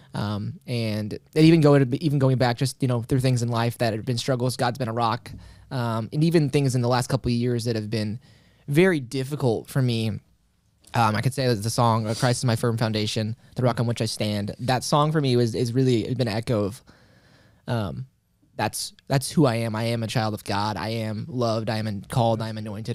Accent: Carbondale, Illinois, United States; born and raised Carbondale, Illinois. So that been pretty much been there my whole life

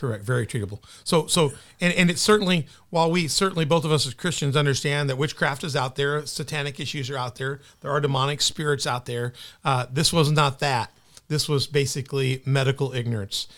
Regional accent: Memphis, Tennessee, United States; now in Southern Illinois, United States; She came into Memphis, my hometown, so I'm a Memphis boy

